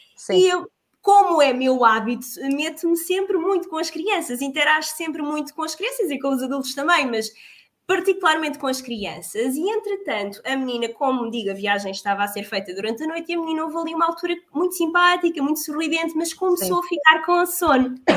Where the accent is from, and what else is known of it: Portugal